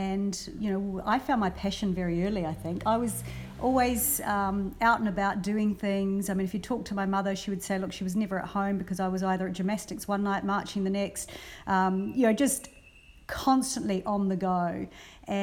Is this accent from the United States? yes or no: no; New Zealand; also born or lived in Brisbane, Australia; now in Australia; I've mostly worked a lot with radio stations in New Zealand because I grew up in New Zealand